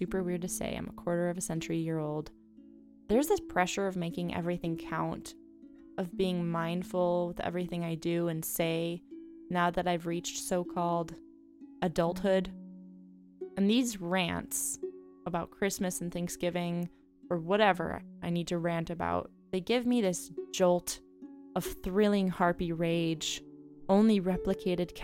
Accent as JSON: {"language": "English", "town": "Chicago", "region": "Illinois", "country": "United States", "said": "I am a Chicagoan and overall Midwesterner"}